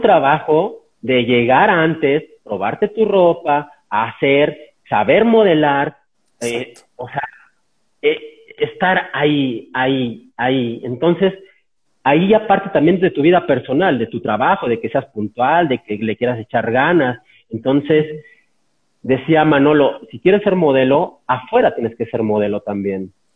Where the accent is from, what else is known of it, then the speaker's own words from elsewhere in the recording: San Luis Potosí, Mexico; moved away; yo soy de San Luis Potosí